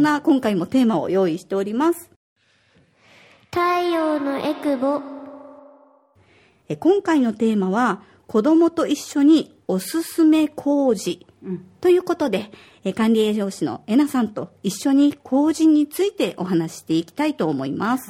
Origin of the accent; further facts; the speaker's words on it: Osaka, Japan; now in Okinawa, Japan; 私は大阪出身